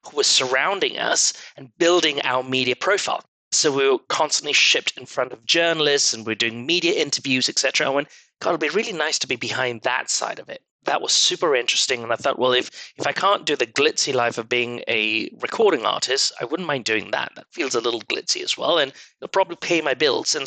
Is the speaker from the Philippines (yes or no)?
no; Malaysia; moved away as an adult; also born or lived in London; now in United States; I was born and brought up in Malaysia to very Asian, Middle Eastern parents.